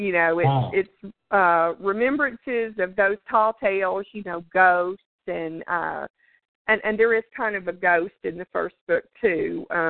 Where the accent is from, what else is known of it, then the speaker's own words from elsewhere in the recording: the South, United States; growing up in the South, it's just real common. You sit out on the porch, you know, in the evenings, and your grandma, grandpa, your daddy, or whoever, they tell stories